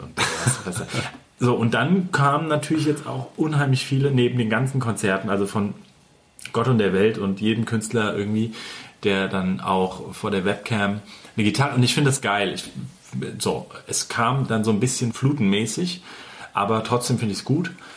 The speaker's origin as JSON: {"language": "German", "region": "Hesse", "country": "Germany", "said": "bei uns in Hessen"}